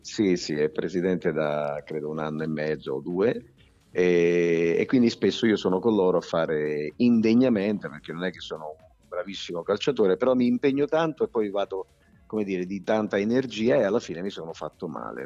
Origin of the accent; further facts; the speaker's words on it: Turin, Piedmont, Italy; also born or lived in southern Italy (home village of origin); mi trovavo a Torino perché da piccolo viviamo a Torino